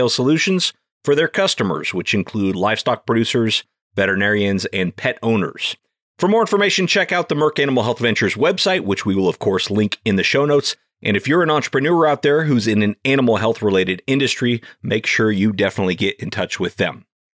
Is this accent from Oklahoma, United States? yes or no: no; California, United States; I grew up in California on a small direct-to-consumer specialty livestock business.